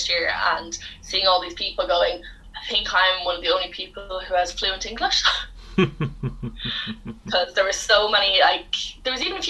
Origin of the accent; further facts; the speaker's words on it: Ireland; moved away as an adult; now in Bangor, United Kingdom; Would I be able to come home with my degree and work in Ireland